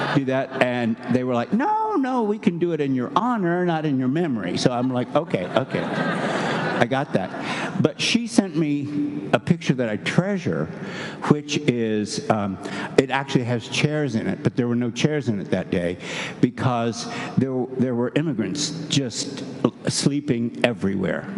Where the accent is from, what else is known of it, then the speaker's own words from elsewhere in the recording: Kentucky, United States; moved away; also born or lived in New Hampshire; I'm from Kentucky